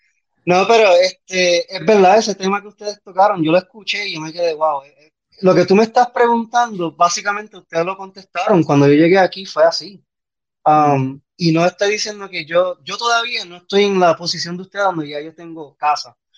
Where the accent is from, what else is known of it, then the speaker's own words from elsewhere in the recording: Puerto Rico; moved away as an adult; also born or lived in Bronx, New York / Orlando, Florida; now in Athens, United States; nací en el Bronx, me mudé para Orlando y de Orlando me mudé para Puerto Rico. Y entonces, 24 años en Puerto Rico